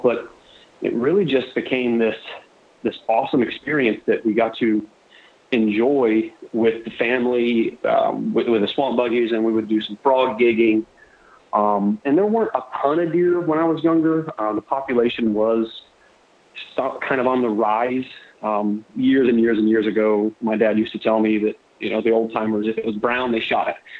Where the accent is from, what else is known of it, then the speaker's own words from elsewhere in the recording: Florida, United States; I was born in Florida. I live on the west coast of Florida, southwest Southwest Florida. Um, I'm fourth generation Floridian or Florida cracker